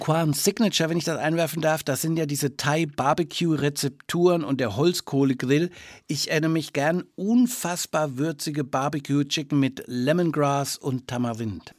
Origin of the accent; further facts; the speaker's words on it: Franconia, Bavaria, Germany; Als Franke